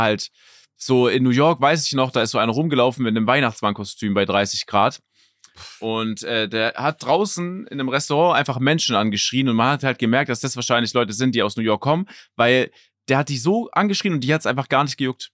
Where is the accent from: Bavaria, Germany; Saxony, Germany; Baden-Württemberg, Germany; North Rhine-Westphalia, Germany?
Baden-Württemberg, Germany; Stuttgart; Stuttgart, wo ich herkomme